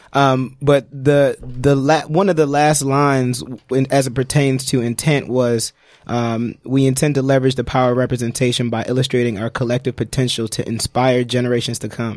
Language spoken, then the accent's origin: English; New York City, New York, United States; growing up in Brooklyn